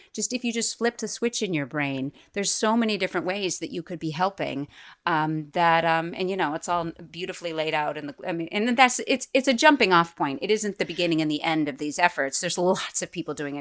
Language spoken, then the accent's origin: English; Boston, Massachusetts, United States; moved away as an adult; also born or lived in New York City; now in Hudson Valley, United States; I'm from Boston